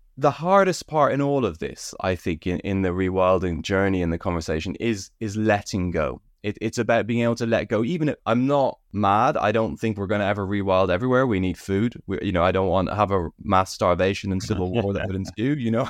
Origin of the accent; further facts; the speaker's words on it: United Kingdom; also born or lived in Ireland; growing up in Britain and Ireland, I always had a slight sense of ecological depression.